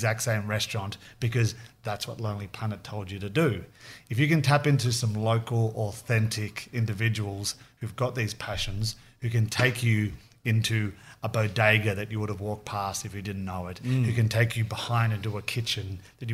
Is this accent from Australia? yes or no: yes; Australia; accent: Aussie; now in New York, United States; the Australian in America